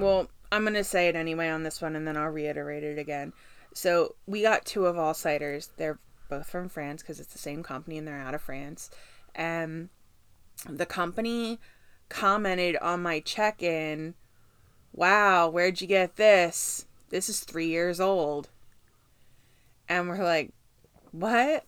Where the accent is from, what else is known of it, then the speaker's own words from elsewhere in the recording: Kansas City, United States; I was born in Kansas City